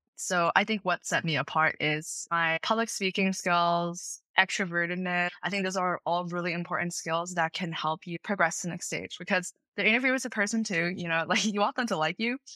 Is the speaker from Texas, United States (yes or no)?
no; Princeton Junction, New Jersey, United States; I am from Princeton Junction, New Jersey. I attended a prestigious public high school in the area